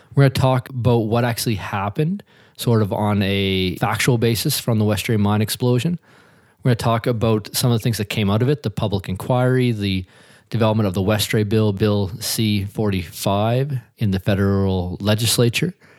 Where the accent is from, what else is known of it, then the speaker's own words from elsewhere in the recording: Hilden, Nova Scotia, Canada; I grew up just outside of Truro, Nova Scotia, in a little community called Hilden